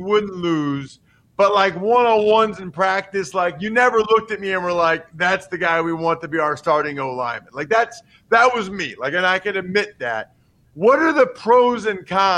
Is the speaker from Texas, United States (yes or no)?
no; near Philadelphia, Pennsylvania, United States; now in central Pennsylvania, United States; I'm from Pennsylvania. So I'm from closer to Philly, but now I live in central PA